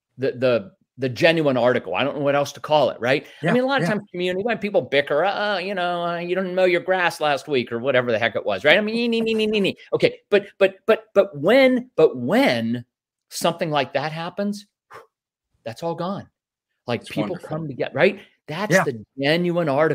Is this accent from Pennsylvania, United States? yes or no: yes; Northwest Pennsylvania, United States; I grew up in Northwest Pennsylvania in a small, you know, rural agricultural area about an hour north of Pittsburgh.